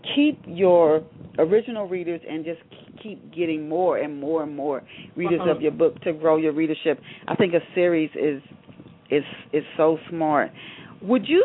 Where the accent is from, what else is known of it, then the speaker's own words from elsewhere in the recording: Knoxville, Tennessee, United States; also born or lived in Ohio; in Knoxville, Tennessee, where I spent my childhood. I thought I was born in Ohio.